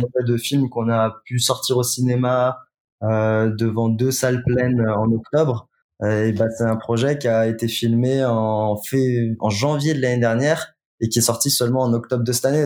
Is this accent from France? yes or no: yes; Lyon, Auvergne-Rhône-Alpes, France; Je suis lyonnais.